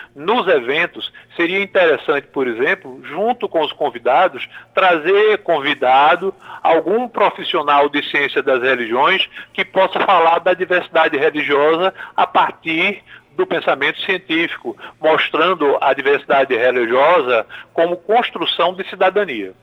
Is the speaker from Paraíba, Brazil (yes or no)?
yes; Paraíba, Brazil; moved away; os cidadãos da minha terra